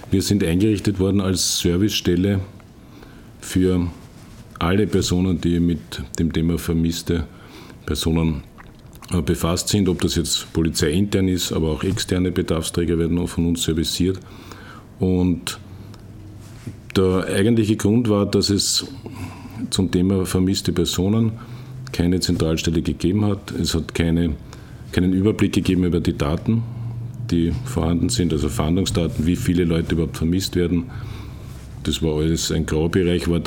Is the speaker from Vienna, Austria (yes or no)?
yes; Vienna, Austria; Ich bin in Wien geboren, habe dort meine Schulausbildung gemacht, Matura und dann bin ich zum Bundesheer gegangen